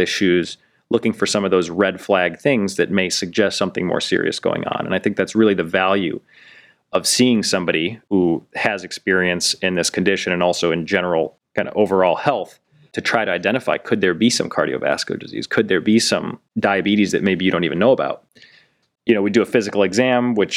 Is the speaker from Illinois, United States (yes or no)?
no; North Royalton, Ohio, United States; west side, I grew up in North Royalton